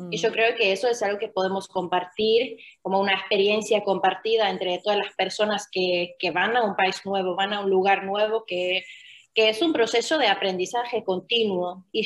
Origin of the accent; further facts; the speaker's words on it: Finland; accent: Argentine; Spanish is a second language; moved away; also born or lived in Argentina; originalmente soy de Finlandia, nací